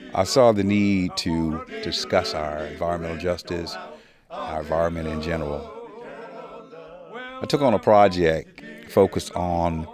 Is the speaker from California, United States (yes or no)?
no; Warren County, North Carolina, United States; moved away; I was born and raised in Warren County and lived away for some years. But 1982 is when I moved back to North Carolina.